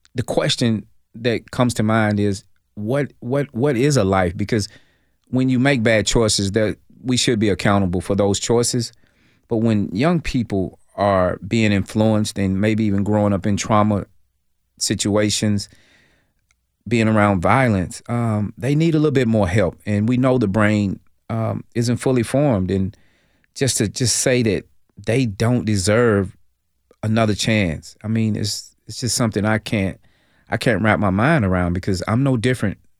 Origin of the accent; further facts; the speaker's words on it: Nashville, Tennessee, United States; I'm originally from Nashville, Tennessee, South Nashville, migrated to Northeast Nashville